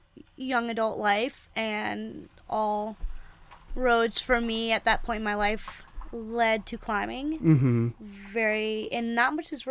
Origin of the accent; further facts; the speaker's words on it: Greensboro, North Carolina, United States; I'm from Greensboro, North Carolina. Grew up climbing there.